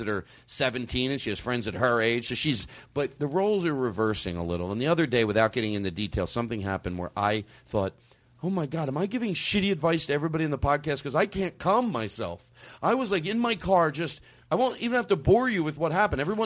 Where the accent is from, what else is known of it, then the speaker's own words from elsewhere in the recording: Philadelphia, Pennsylvania, United States; I grew up in Philadelphia.